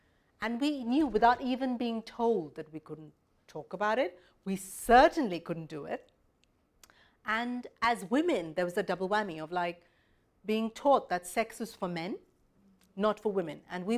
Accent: Mumbai, Maharashtra, India; moved away; I was certainly growing up in Mumbai

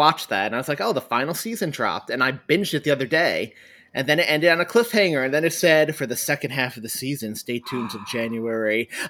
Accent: New York, United States; moved away; they knew I was from New York

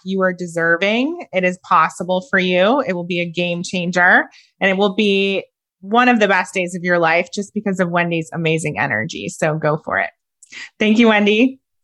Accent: Ohio, United States; I'm a girl from Ohio.

